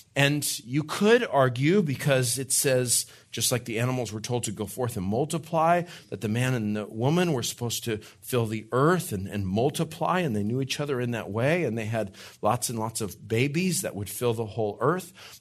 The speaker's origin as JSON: {"language": "English", "region": "New Mexico", "country": "United States", "moved": "yes", "said": "I'm from New Mexico"}